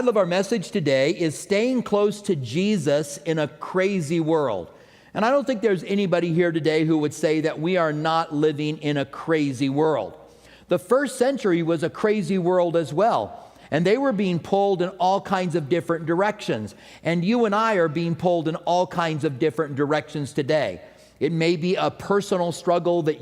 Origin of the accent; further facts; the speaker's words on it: Albuquerque, New Mexico, United States; I grew up in Albuquerque.